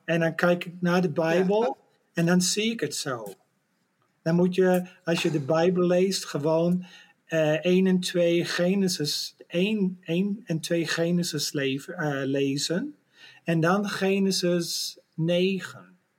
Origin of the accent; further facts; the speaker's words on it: Netherlands; als een Nederlander